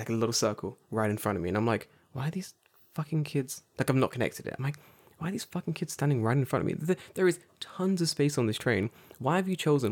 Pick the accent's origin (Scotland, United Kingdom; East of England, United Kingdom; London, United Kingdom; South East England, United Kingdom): London, United Kingdom; now in Japan; we're from London